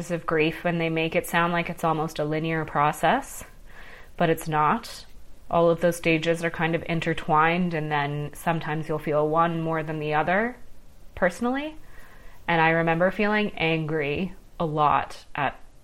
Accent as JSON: {"language": "English", "town": "Ottawa", "region": "Ontario", "country": "Canada", "tie": "born or raised there", "moved": "yes", "said": "I moved away from Ottawa, where we grew up, when Adam was 14"}